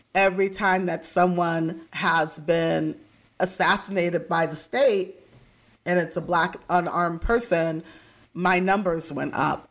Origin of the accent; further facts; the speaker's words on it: Midwest, United States; moved away; also born or lived in Texas; I was raised in the Midwest, and we were in the Bible Belt of Texas